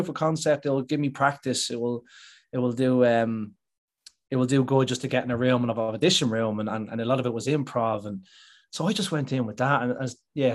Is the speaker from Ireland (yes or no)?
yes; Dublin, Leinster, Ireland; I'm from Dublin